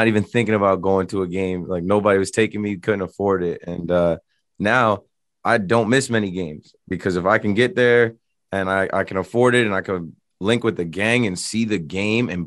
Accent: New Jersey, United States; I'm from Jersey.

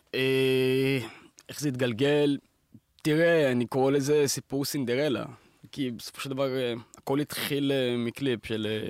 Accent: Beersheba, Southern District, Israel; moved away; כשאתה בא מפריפריה, אני בא מבאר שבע

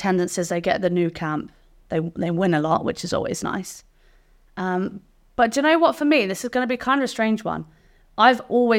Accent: England, United Kingdom; accent: English; It's not. It's English, born on the South Coast.

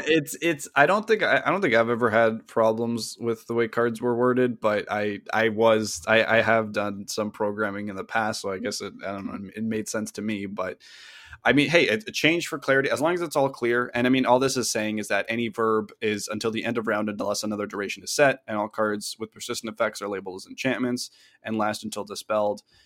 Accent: Canada; we're both Canadian

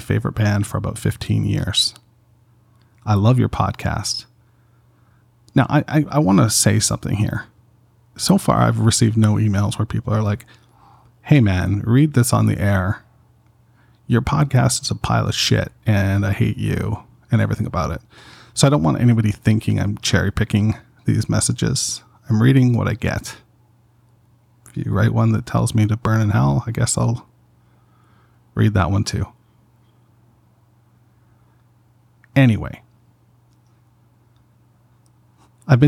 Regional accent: Canada; I'm from Canada, we had much music

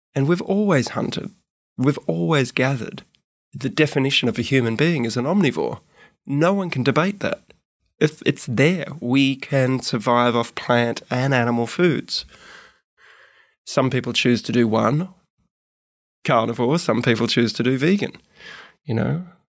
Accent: Gold Coast, Queensland, Australia; moved away as an adult; also born or lived in Melbourne / Sydney; I left when I was seven. Not by my choice, but, uh, parents separated. Uh, mum took me up to Queensland, actually, and raised me on the Gold Coast.

